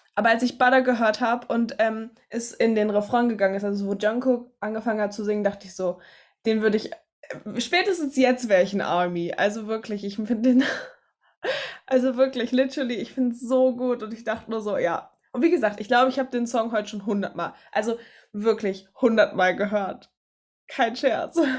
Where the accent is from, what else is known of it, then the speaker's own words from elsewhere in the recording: Germany; als Deutsche